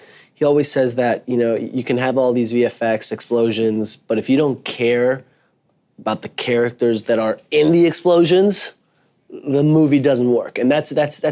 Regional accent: Mexico City, Mexico; I'm from Mexico City

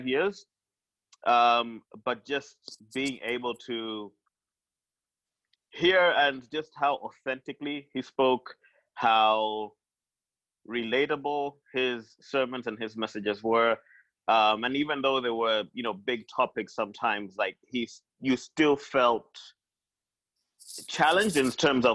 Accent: Malawi; I'm from Malawi.

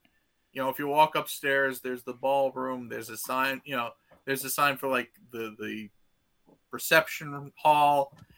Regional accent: New York, United States; being a New Yorker

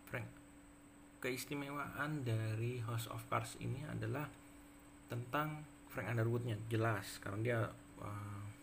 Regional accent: Yogyakarta, Special Region of Yogyakarta, Indonesia; now in West Java, Indonesia; nah kemudian saya juga karena saya dari Jogja kemudian juga pindah ke Jawa Barat sehingga kemudian saya membiasakan diri untuk bisa mengikuti uh, logat atau aksen Sunda

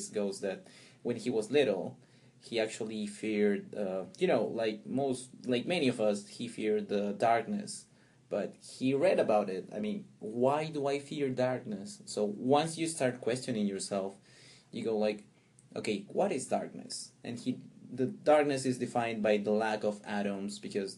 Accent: Pisco, Ica, Peru; also born or lived in Chincha; I was born there, but I lived most of my childhood in Pisco, which is a place closer to the coast, 30 miles south of Chincha

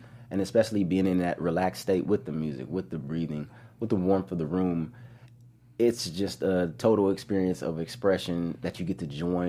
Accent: Corona, California, United States; also born or lived in New Orleans; Being here, I'm from the Inland Empire. In Corona

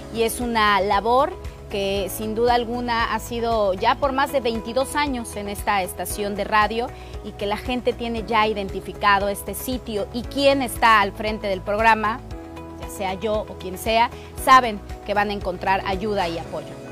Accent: Mexico City, Mexico; nací en la Ciudad de México

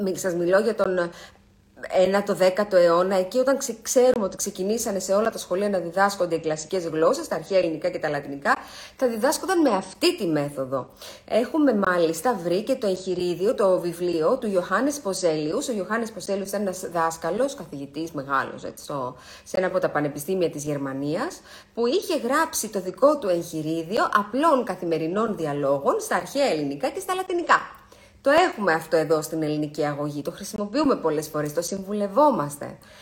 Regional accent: Greece; εμείς που είμαστε Έλληνες

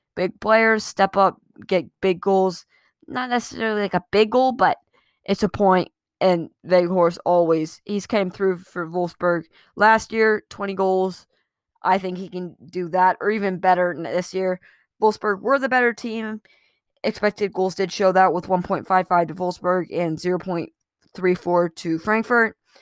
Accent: United States; I'm an American.

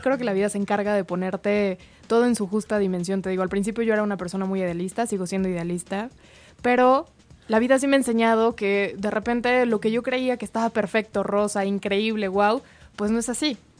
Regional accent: Mexico; como mexicanos, porque somos súper amigueros

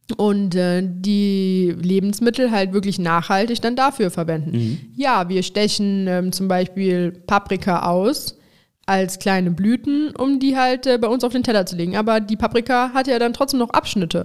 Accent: Overath, North Rhine-Westphalia, Germany; Overath, was, sag ich mal, meine Heimat ist

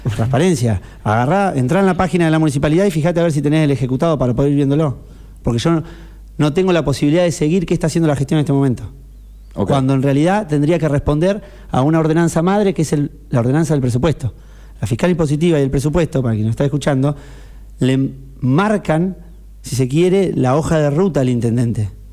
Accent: Necochea, Buenos Aires Province, Argentina; soy necochense y porque eh, la vivo desde mucho tiempo, yo la elegí

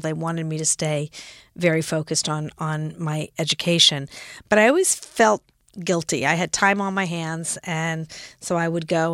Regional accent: Los Angeles, California, United States; moved away as an adult; also born or lived in San Francisco / Frankfurt, Germany / New York; was born in San Francisco, grew up in Los Angeles, lived in Frankfurt, Germany for three years because my father was a doctor in the Army and, uh, then came back to L

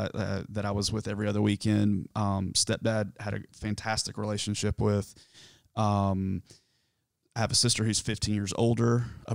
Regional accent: South Carolina, United States; So I grew up in South Carolina, in the foothills of the mountains of South Carolina.

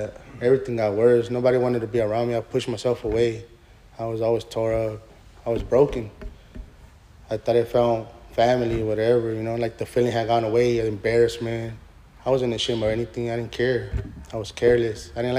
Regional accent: Los Angeles, California, United States; I grew up in East LA.

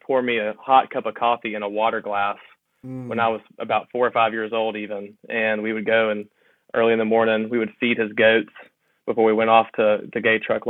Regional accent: Hernando, Mississippi, United States; also born or lived in Memphis, Tennessee; I grew up actually in Hernando, Mississippi, which is, you could, I guess, call it like a glorified suburb of Memphis.

